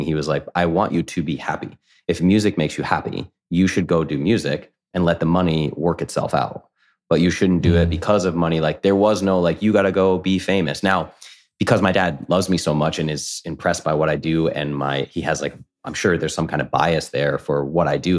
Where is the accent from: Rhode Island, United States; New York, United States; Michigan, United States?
Rhode Island, United States; Coventry; I grew up in New England, small town called Coventry, Rhode Island.